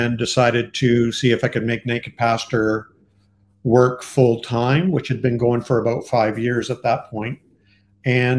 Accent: Canada; I am Canadian

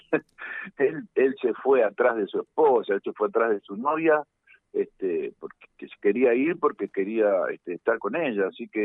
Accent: Montevideo, Uruguay

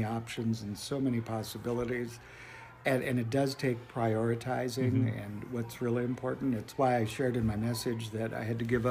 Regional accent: North Dakota, United States; moved away; My home state of North Dakota is cold

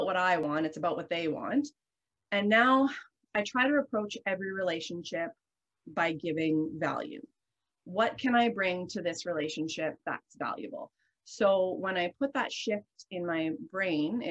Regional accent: the Canadian Prairies, Canada; I'm from Canada, I'm from the prairies. I'm raised in an environment of like salt of the earth people

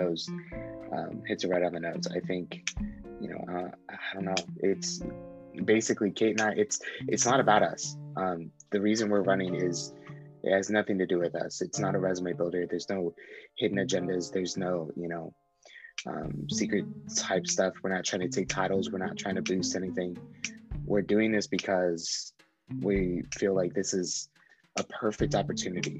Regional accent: Reno, Nevada, United States; also born or lived in Quito, Ecuador / Yerington, Nevada; I was born in Quito, Ecuador in South America. I was an orphan for about 3 years, and then I was adopted when I was 5 and moved to Yerington, Nevada, where we lived for about 3 years. And then I moved to South Reno, lived there for 7-8 years, and then I moved back to Yerington for high school

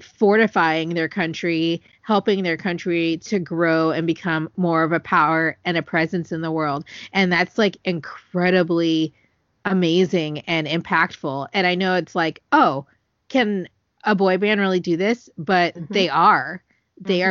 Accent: California, United States; I'm from California

